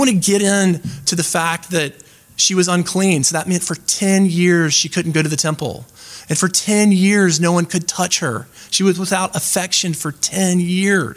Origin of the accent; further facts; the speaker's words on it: the American South, United States; I'm from the American South